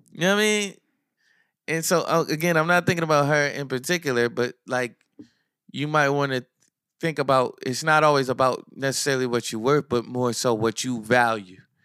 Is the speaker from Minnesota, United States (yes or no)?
no; Neptune, New Jersey, United States; I'm from Asbury, I'm from Neptune